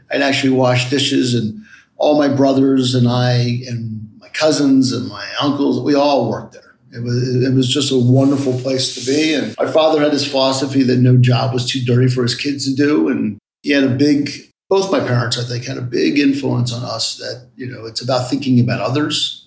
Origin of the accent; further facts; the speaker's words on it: Silver Spring, Maryland, United States; also born or lived in Washington, D.C. / Great Falls, Virginia / Boston, Massachusetts; Grew up in first part of my life in Silver Spring in Hillendale, Maryland, off of uh, New Hampshire Avenue